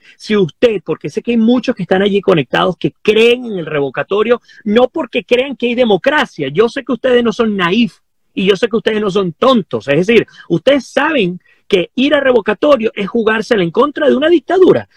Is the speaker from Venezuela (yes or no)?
yes; Venezuela; nosotros como venezolanos